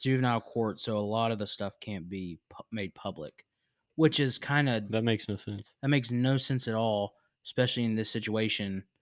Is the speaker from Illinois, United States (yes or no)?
no; Virginia, United States; I was born in Virginia. It's my home state